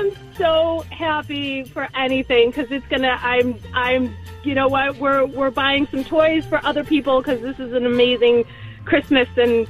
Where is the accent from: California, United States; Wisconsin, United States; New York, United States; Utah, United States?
New York, United States; Buffalo; I'm from Buffalo.